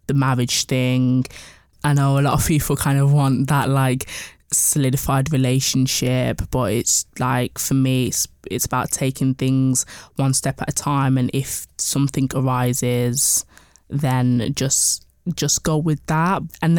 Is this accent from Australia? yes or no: no; Birmingham, West Midlands, United Kingdom; So I'm originally from Birmingham. So moving was a big thing for me to a new city